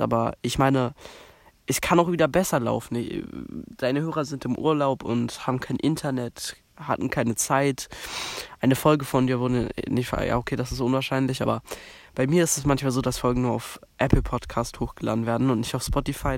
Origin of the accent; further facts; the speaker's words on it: Berlin, Germany; bei uns in Berlin